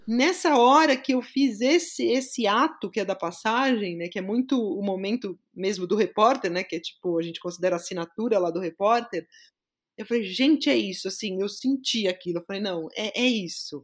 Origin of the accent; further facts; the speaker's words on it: São Paulo, Brazil; Eu sou de São Paulo mesmo, sou paulistana da Gema, cresci na zona leste da capital